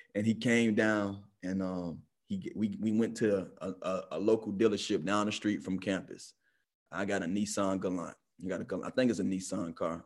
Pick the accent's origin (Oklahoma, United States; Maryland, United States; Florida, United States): Florida, United States; Miami; I'm from Miami